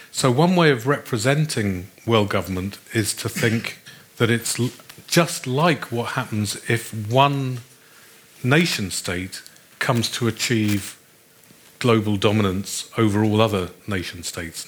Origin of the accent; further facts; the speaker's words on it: Australia; I come from Australia